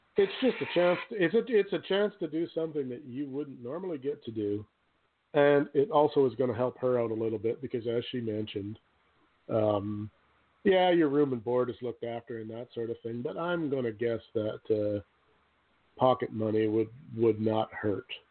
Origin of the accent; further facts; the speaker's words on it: Canada; I'm Canadian